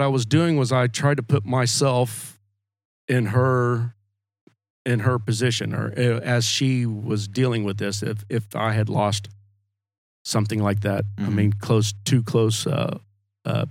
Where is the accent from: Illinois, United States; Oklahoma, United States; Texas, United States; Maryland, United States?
Oklahoma, United States; also born or lived in Stillwater, Oklahoma / Alva, Oklahoma / Waukomis, Oklahoma; I was born in Stillwater. My folks, my dad worked for the USDA, so we moved around Oklahoma